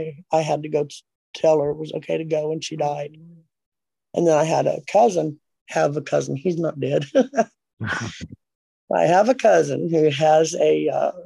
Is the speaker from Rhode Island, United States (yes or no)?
no; California, United States; moved away; I'm from California